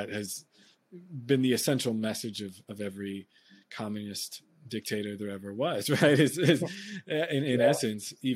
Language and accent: English; United States; I'm someone who in America, you know, grew up using a lot of the very helpful kind of public services